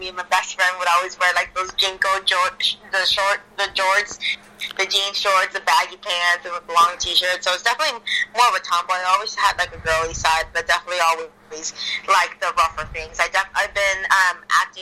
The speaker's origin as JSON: {"language": "English", "town": "Ciudad Juarez", "region": "Chihuahua", "country": "Mexico", "tie": "born or raised there", "also_born_or_lived": "El Paso, Texas / Chicago", "moved": "yes", "said": "I actually grew up in Ciudad Juarez, in Mexico."}